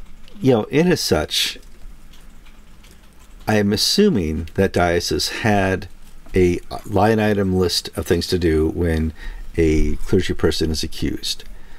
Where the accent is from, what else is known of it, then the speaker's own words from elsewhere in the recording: Florida, United States; We're both from Florida.